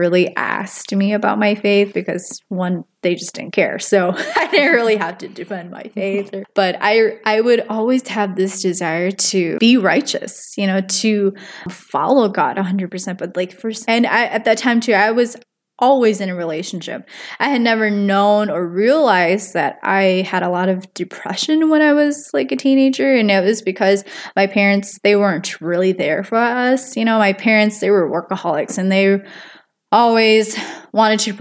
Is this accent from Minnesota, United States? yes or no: yes; Minnesota, United States; also born or lived in Wisconsin; I was born in Wisconsin, but we had moved to Minnesota when I was in third grade, so I must have been nine, because there wasn't a lot of job opportunities where we were living. Yeah, and then we've stayed in Minnesota since